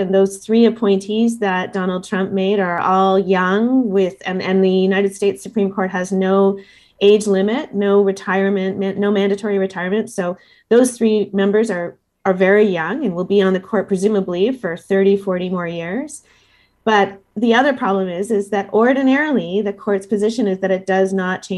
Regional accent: Canada

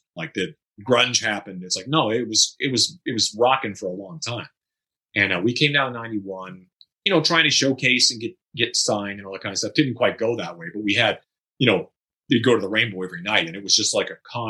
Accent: Studio City, California, United States; but yeah, I know even growing up in Studio City, it seemed like Hollywood just seemed like that's across the hill.

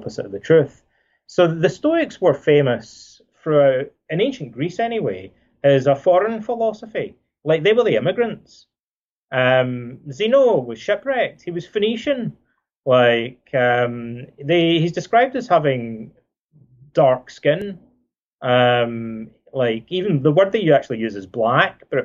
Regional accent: Scotland, United Kingdom; when I was a kid growing up in Scotland

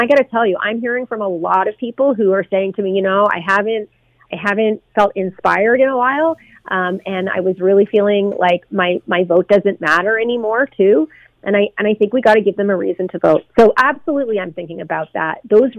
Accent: Newfoundland and Labrador, Canada; moved away as an adult; now in Ontario, Canada; You know, I moved to Ontario from Newfoundland, oh my gosh, 30 years ago to go to school. And I stayed here because there were jobs and opportunities.

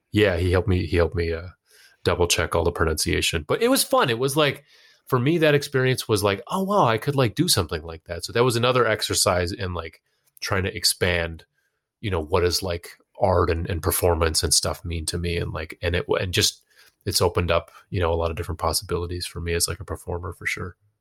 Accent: United States; also born or lived in Pakistan; now in Boston, United States; to cement an identity as a, a Pakistani American that was independent of my family

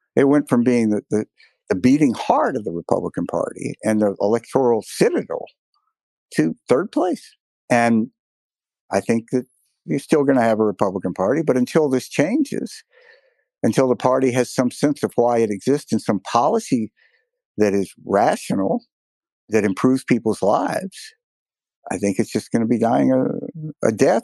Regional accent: Mississippi, United States; my home state of Mississippi

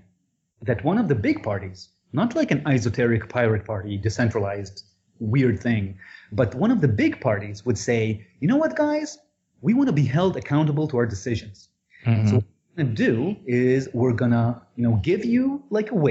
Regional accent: Israel; I'm from Israel.

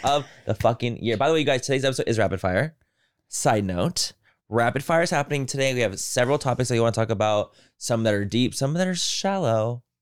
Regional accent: San Diego, California, United States; I'm from San Diego, so I've only ever known California

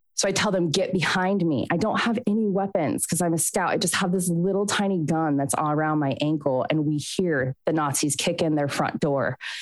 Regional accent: Southern California, United States; moved away as an adult; I'm from Southern California originally

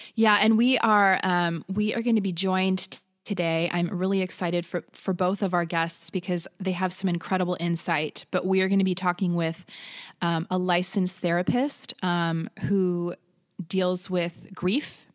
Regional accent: United States; I'm American

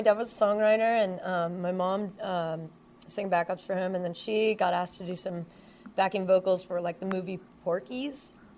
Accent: Washington, United States; moved away as an adult; now in Los Angeles, United States; I grew up in Washington State

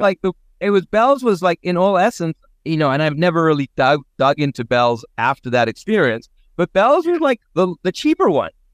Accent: South Africa; moved away; I grew up in South Africa

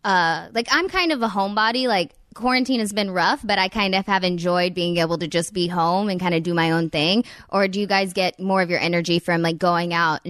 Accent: the South, United States; now in Los Angeles, United States; I'm from the South too, so I'm used to those lake days.

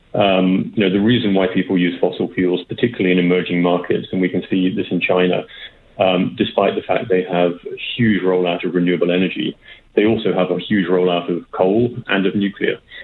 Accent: United Kingdom; accent: British; now in Canada; you can probably tell from my accent, I'm, I'm British

